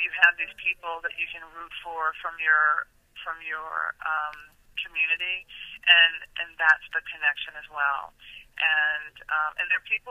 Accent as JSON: {"language": "English", "town": "Nashville", "region": "Tennessee", "country": "United States", "moved": "yes", "said": "I'm from Nashville, Tennessee, originally"}